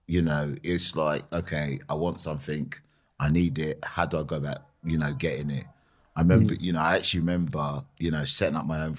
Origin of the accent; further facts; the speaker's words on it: Streatham, London, United Kingdom; also born or lived in Vauxhall; I was born in Vauxhall, um, and then my my dad, my parents bought a house in Streatham. Uh, so we lived in Streatham